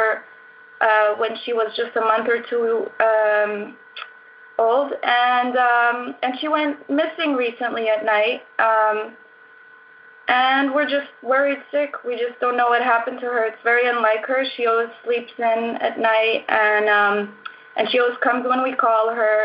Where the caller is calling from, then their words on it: Sintra, Lisbon, Portugal; I'm calling in from Portugal, actually Sintra, a little town by the coast